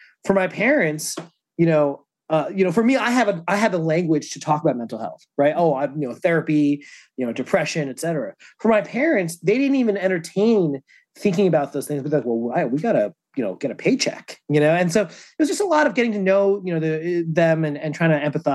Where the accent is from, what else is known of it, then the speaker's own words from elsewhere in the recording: New Jersey, United States; also born or lived in Lowell, Massachusetts; I was born in Lowell, Massachusetts. I mostly grew up in New Jersey. I moved to New Jersey when I was like 3 or 4